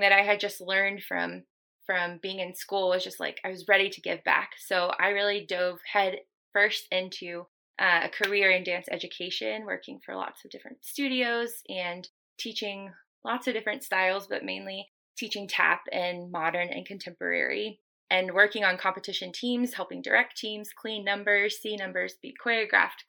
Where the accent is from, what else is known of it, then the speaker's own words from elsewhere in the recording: Raleigh, North Carolina, United States; now in Jacksonville, United States; I grew up in Raleigh, North Carolina